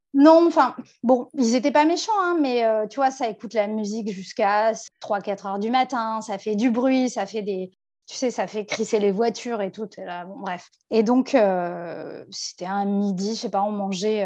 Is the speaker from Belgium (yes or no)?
no; France